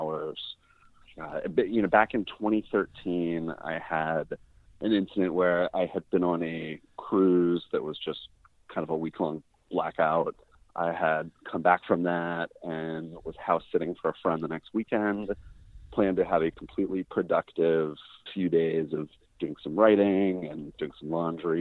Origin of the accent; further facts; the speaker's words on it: Phoenix, Arizona, United States; now in Los Angeles, United States; I am from Phoenix, Arizona, originally. I live in LA now.